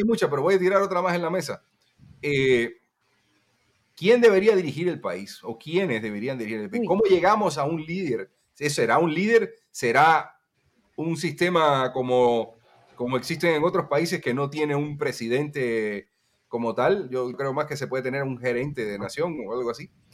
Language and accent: Spanish; Cuba; moved away; also born or lived in Guatemala; cuando yo me fui a Guatemala, la opinión que había eh, en Cuba